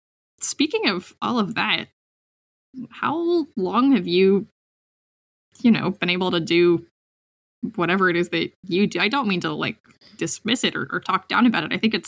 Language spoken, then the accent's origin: English; Seattle, Washington, United States; I grew up in Seattle, and you know, both my parents were public school teachers, and then I moved up here to the middle of nowhere